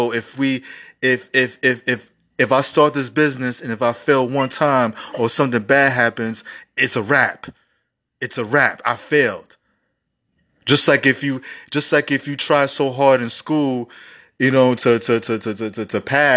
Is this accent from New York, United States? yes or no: yes; New York City, New York, United States; I grew up in the Bronx school system, one of the worst school system in America